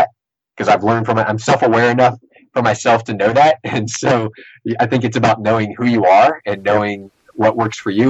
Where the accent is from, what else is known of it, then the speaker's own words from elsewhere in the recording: Sportsman's Paradise, Louisiana, United States; we're from Sportsman in Paradise